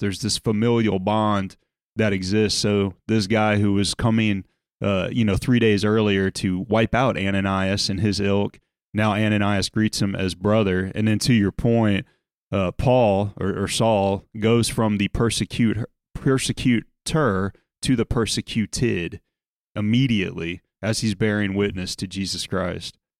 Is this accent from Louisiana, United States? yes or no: yes; South Louisiana, United States; moved away as an adult; also born or lived in Chicago / Indiana / Dallas, Texas; I'm from South Louisiana.